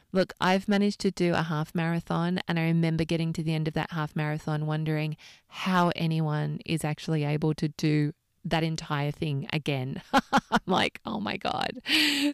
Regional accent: Australia; moved away as an adult; now in London, United Kingdom; it was far easier to work out how to get a visa as an Australian to London

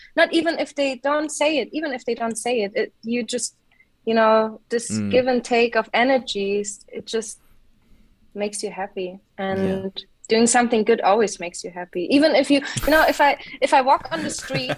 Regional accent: Munich, Bavaria, Germany; now in Mainz, Germany; I grew up in Munich, in Bavaria, in the beautiful mountains.

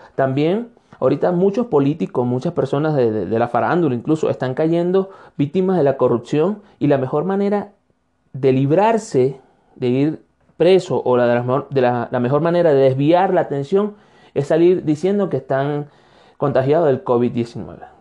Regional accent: Venezuela; moved away as an adult; now in Ecuador; soy un venezolano de Ecuador

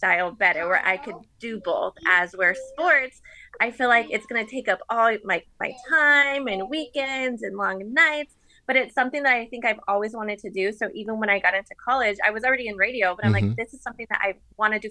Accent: Phoenix, Arizona, United States; growing up in Phoenix, I was a really big Diamondbacks fan

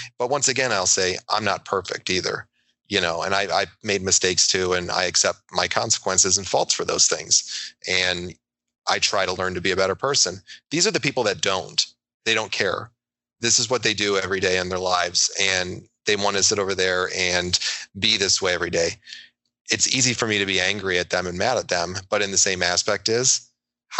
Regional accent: New York, United States; I'm a New Yorker

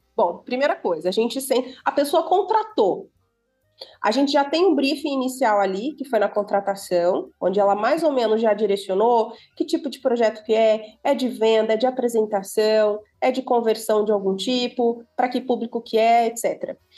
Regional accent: Santo Ângelo, Rio Grande do Sul, Brazil; now in São Paulo, Brazil; Eu sou gaúcha. Olha. Eu sou natural do, é, do Rio Grande do Sul, uma cidadezinha do interior

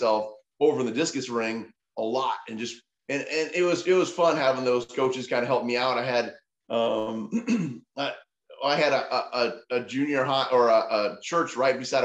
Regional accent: Montana, United States; moved away; I'm from Montana

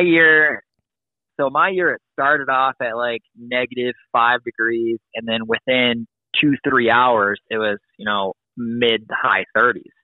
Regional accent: Wisconsin, Midwest, United States; I'm from Illinois, Wisconsin, and that area

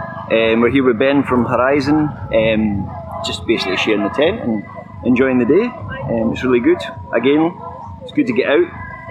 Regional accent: Blairgowrie, Scotland, United Kingdom; I'm actually from Blairgowrie, so I'm just along the road.

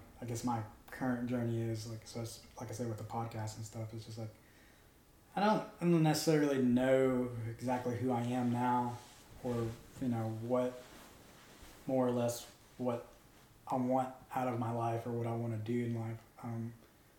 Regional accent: Mobile, Alabama, United States; I'm a kid from Mobile

